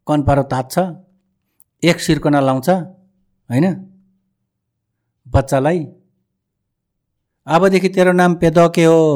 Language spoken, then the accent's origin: Nepali; Nepal